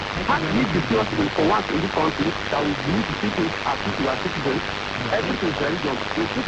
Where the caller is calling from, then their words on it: Bukuru, Plateau, Nigeria; I'm calling from Bukuru.